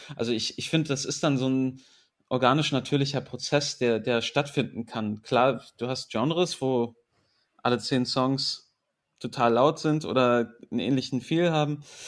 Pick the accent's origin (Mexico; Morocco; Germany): Germany; Berlin; born or raised there; also born or lived in England